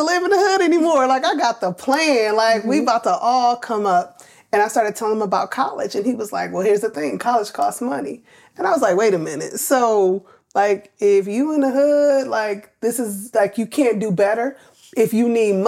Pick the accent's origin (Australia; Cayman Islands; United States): United States; Milwaukee, Wisconsin; moved away as an adult; also born or lived in New York / Savannah, Georgia; I grew up in Milwaukee, two-parent home up to the age of 8